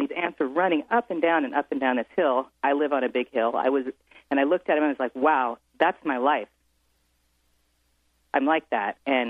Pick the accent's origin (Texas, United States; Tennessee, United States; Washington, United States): Washington, United States; Edmonds; born or raised there; moved away as an adult; now in San Francisco, United States